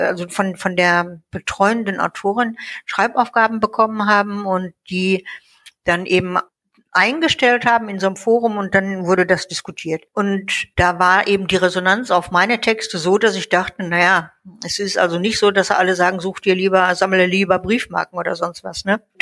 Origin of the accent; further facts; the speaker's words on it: North Rhine-Westphalia, Germany; also born or lived in Munich; now in Baden-Württemberg, Germany; Ja, ja, also ähm … geboren in München, aufgewachsen in NRW und jetzt seit 20 Jahren in Baden-Württemberg wieder.